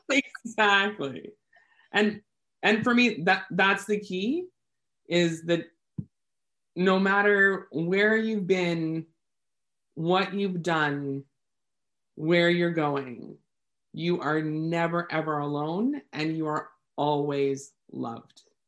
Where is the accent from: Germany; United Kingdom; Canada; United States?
Canada; I am Canadian